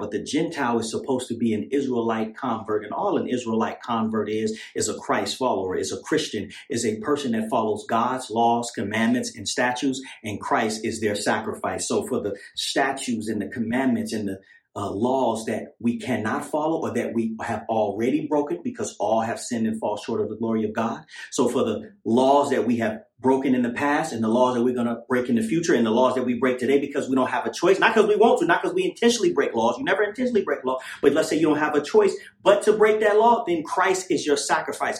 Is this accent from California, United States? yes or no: yes; Oakland, California, United States; also born or lived in Tracy; when I was growing up in East Oakland